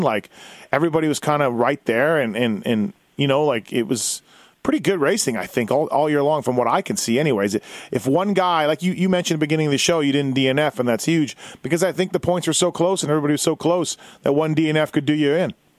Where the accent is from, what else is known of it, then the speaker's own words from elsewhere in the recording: Manitoba, Canada; I'm from Manitoba